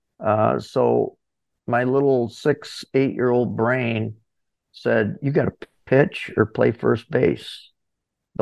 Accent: Corning, New York, United States; also born or lived in Ithaca, New York; I was born in Corning, New York

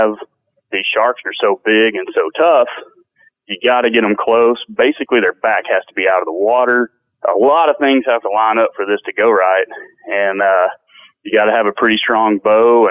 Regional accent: Texas, United States; I'm from Texas

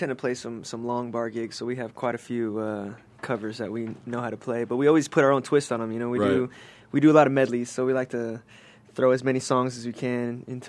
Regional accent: Los Angeles, California, United States; Born and raised in Los Angeles. Nice. You know, grew up SoCal boy.

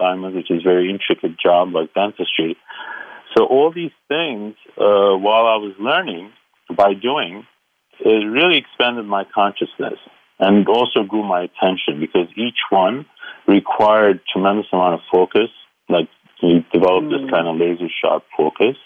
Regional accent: Aleppo, Aleppo Governorate, Syria; moved away; I call myself a simple boy from Aleppo because I was born in Aleppo, Syria.

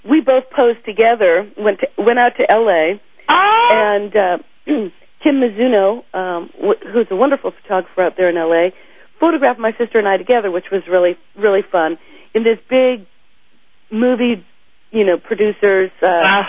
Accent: Fairbanks, Alaska, United States; now in Atlanta, United States; growing up in Fairbanks.

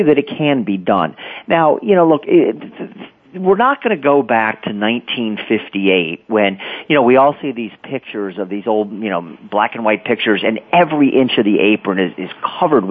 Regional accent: Philadelphia, Pennsylvania, United States; when I was a kid, you know, growing up in the Philadelphia area

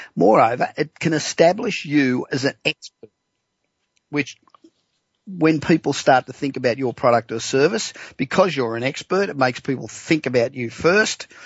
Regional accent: Los Angeles, California, United States; born or raised there

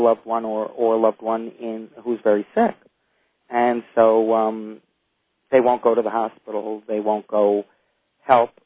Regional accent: New York City, New York, United States; I grew up in Brooklyn, New York

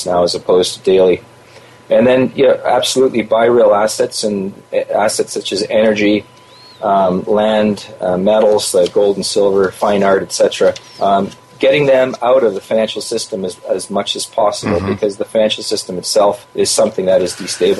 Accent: Canada; I'm a Canadian

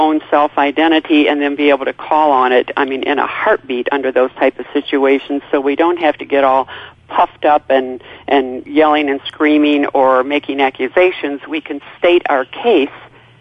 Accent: a little town outside of Chicago, Illinois, United States; born and raised in Chicago, a little town outside of Chicago

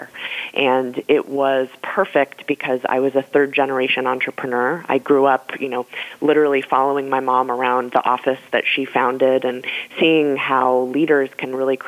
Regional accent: Colorado, United States; moved away; also born or lived in New York; was able to go back home to my home state of Colorado

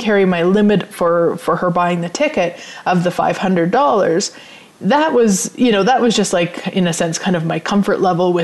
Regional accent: Turtleford, Saskatchewan, Canada; I grew up in Turtleford, which is a population of 505 people. So I grew up on a farm

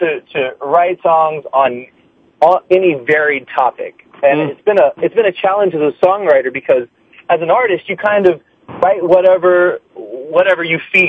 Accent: Hawaii, United States; moved away; I'm from Hawaii. I was in Hawaii visiting, staying with my parents

